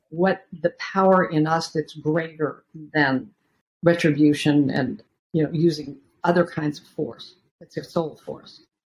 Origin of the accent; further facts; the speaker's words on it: Beaverton, Oregon, United States; I grew up in Beaverton, Oregon, a suburb of Portland, Oregon